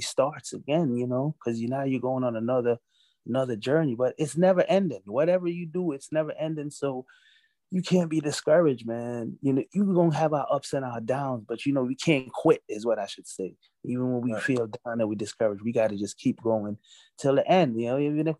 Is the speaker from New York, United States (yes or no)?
yes; New York City, New York, United States; also born or lived in Jamaica; I was born in Jamaica. I was raised in Brooklyn, New York